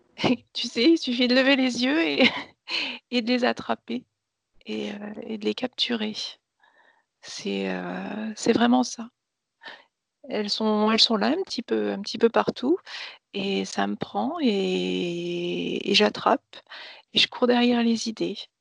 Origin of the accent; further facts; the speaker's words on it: Nancy, Grand Est, France; Je suis née à Nancy